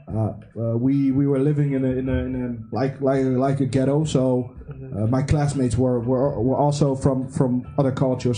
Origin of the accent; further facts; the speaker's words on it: DR Congo; now in Netherlands; I come from the Congo, uh, the, the Democratic Republic of Congo